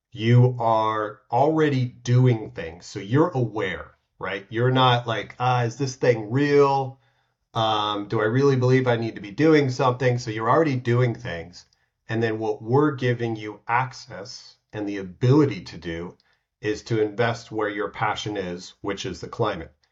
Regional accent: United States; now in Switzerland; I'm from the States

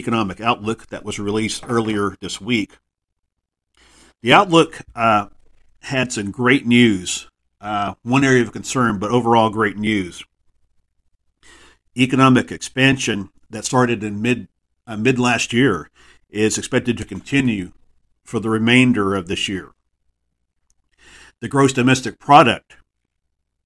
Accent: Texas, United States; my home state of Texas

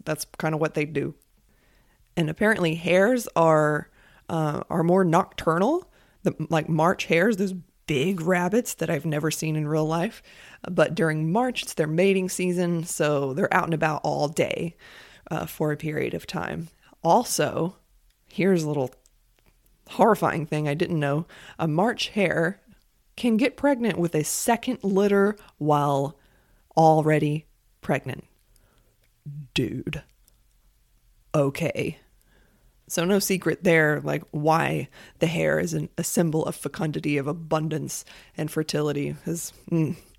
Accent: United States; As an American

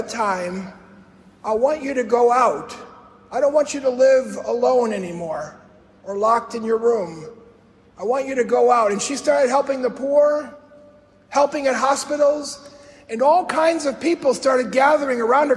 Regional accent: Chicago, Illinois, United States; I grew up in Chicago, the South Side, right in the middle of the city.

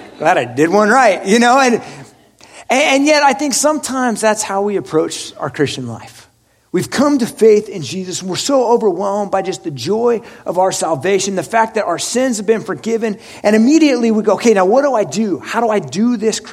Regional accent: Oregon, United States; I'm from Oregon

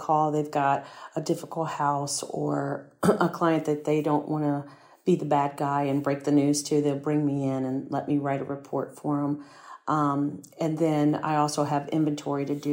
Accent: Prince George's County, Maryland, United States; I grew up in Prince George's County

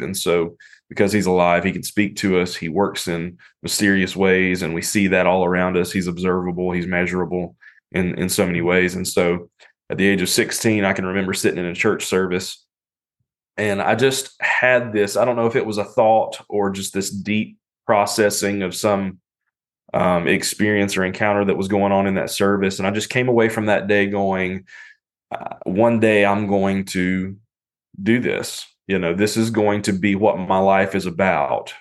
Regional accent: North Carolina, United States; now in Cincinnati, United States; I'm from North Carolina

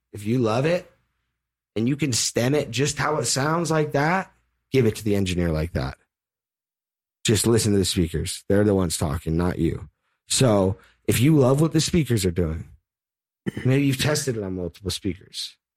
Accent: El Cerrito, California, United States; I'm actually from El Cerrito, California.

